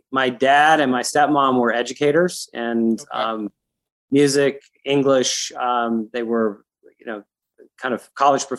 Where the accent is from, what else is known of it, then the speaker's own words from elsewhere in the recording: Evergreen, Colorado, United States; also born or lived in Denver, Colorado / Littleton, Colorado / Boulder, Colorado / San Francisco, California; I grew up in Evergreen, which is a little town outside of Denver up in the foothills